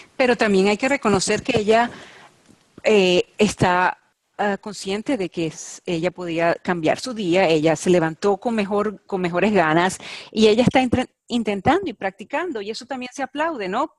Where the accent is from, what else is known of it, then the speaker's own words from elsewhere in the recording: Venezuela; soy venezolana